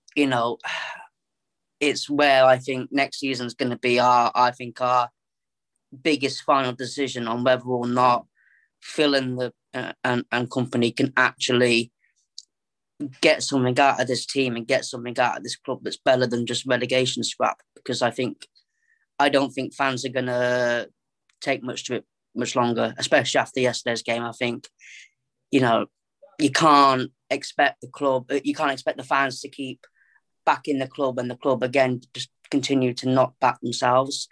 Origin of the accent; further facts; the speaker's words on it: Coventry, West Midlands, United Kingdom; I'm born and raised in Coventry